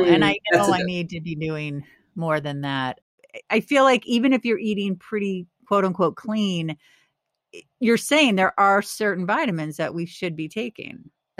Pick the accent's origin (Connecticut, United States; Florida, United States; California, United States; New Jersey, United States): California, United States; moved away; I came from California 20 years ago. Actually, it'll be 21 years ago in April to the East Coast. I'd never lived in cold weather.